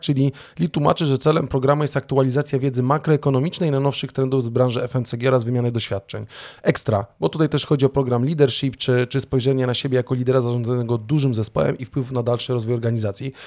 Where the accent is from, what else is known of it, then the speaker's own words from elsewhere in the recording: Sopot, Pomeranian Voivodeship, Poland; u nas w Trójmieście z Sopotu